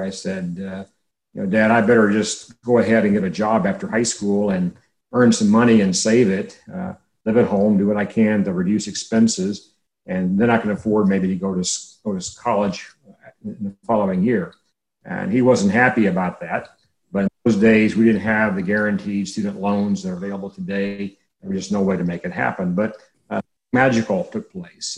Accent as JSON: {"language": "English", "town": "Navasota", "region": "Texas", "country": "United States", "tie": "born or raised there", "also_born_or_lived": "Hearne, Texas", "said": "I grew up about 25 miles south of where I'm sitting right now, a small town named Navasota"}